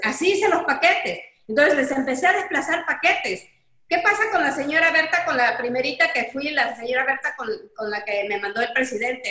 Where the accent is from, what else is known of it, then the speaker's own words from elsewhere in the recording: Coatzacoalcos, Veracruz, Mexico; regresamos a Coatzacoalcos, porque nosotros somos de Coatzacoalcos